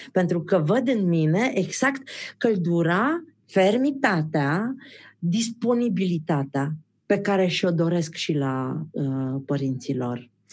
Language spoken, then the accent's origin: Romanian; Transylvania, Romania; Eu sunt ardeleancă